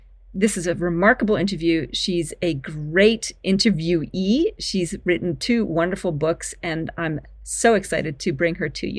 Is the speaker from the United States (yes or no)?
no; Canada; also born or lived in Australia; I'm a Canadian Australian and a leadership expert who specializes in the people stuff.